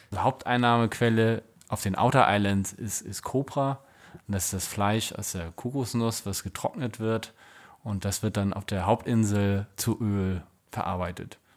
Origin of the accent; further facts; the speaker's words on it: Germany; Bei uns in Deutschland